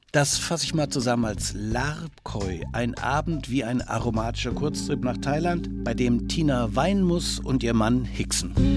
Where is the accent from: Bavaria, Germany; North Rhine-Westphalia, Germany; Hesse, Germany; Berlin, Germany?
Bavaria, Germany; Franconia; Als Franke